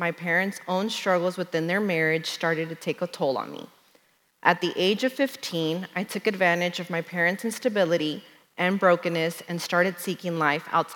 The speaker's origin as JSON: {"language": "English", "town": "Dallas", "region": "Texas", "country": "United States", "tie": "born or raised there", "said": "I was born and raised in Dallas"}